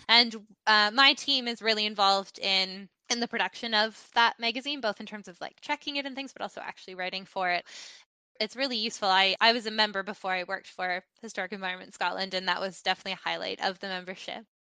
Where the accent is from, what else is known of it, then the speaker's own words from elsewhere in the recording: Canada; moved away; my home country of Canada